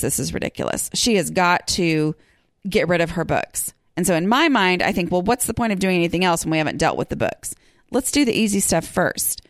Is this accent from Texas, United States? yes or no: yes; Texas, United States; I'm a podcaster from Texas who's working on her own home